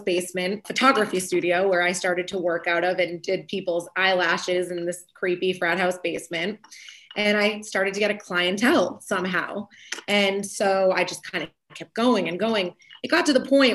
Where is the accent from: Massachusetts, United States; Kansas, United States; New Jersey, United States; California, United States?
Massachusetts, United States; Framingham; also born or lived in New York; move back to my hometown of Framingham